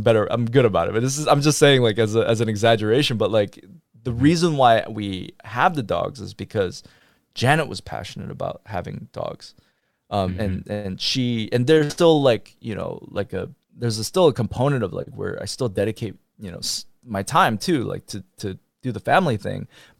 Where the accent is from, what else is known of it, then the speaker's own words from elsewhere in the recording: United States; I mean, I was raised with that idea, but also I was raised in America where I'm like, go pursue your passions and go be the thing, right?